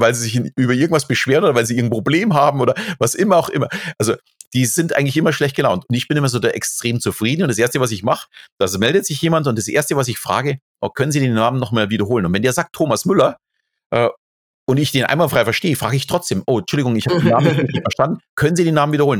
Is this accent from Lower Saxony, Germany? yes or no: no; Bavaria, Germany; ich bin natürlich katholisch erzogen, äh, so also als Bayer ist das ganz normal.